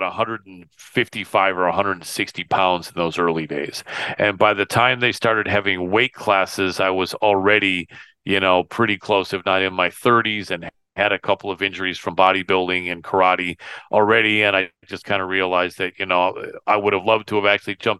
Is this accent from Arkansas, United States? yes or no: no; Michigan, United States; moved away; my home state of Michigan, my original home state